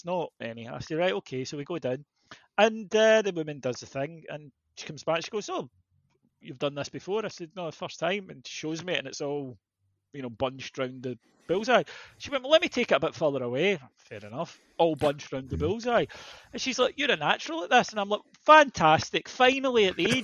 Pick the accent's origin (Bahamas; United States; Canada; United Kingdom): United Kingdom; Scotland; I'm Scottish